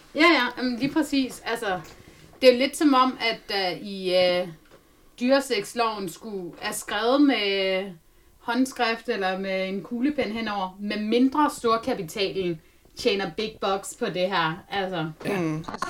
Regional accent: Denmark; jeg er fra Jylland

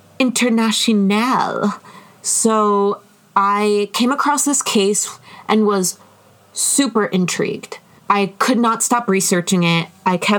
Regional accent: United States; I am an American

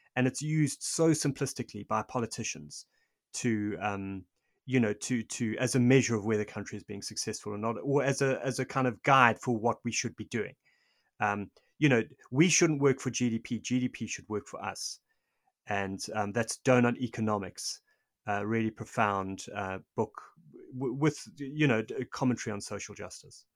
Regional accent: South Africa; I'm South African. I lived through this. I lived through apartheid

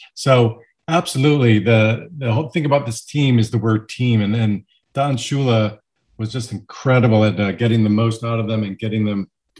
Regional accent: Miami, Florida, United States; now in Western Massachusetts, United States; I grew up in Miami, and I was a 9-year-old kid in 1972.

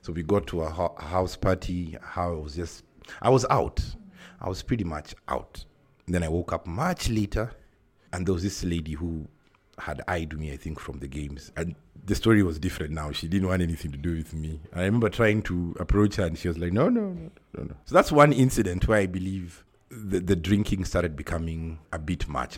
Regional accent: Nairobi, Kenya; I'm from Nairobi, Kenya.

